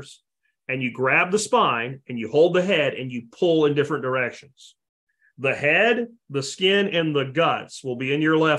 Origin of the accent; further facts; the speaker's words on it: Jacksonville, Florida, United States; moved away; from Jacksonville, Florida, way back. I mean, I grew up on eating catfish